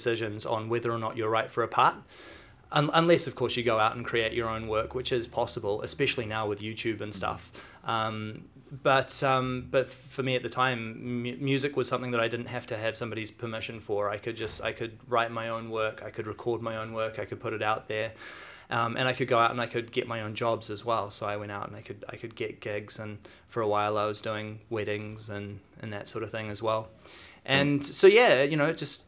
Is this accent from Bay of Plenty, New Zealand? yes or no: no; Auckland, New Zealand; I grew up here in Auckland.